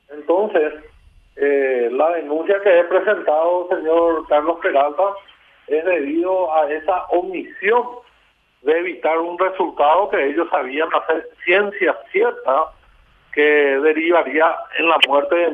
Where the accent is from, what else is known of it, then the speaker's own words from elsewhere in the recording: Paraguay; also born or lived in Ciudad del Este; víctimas que somos todos los paraguayos